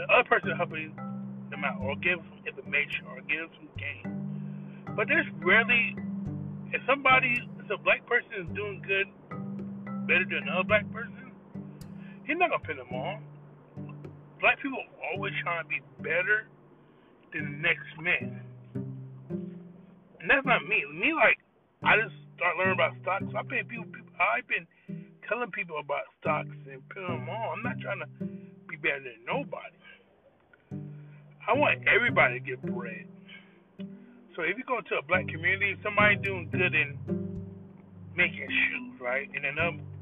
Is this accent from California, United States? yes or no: yes; Los Angeles, California, United States; moved away as an adult; also born or lived in Compton; growing up in L.A. from 1983 to, I moved to Manny in 1999, 2000